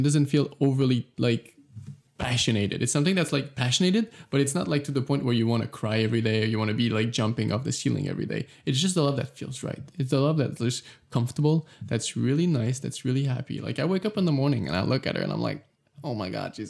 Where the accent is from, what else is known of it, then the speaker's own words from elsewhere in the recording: Canada; I'm from Canada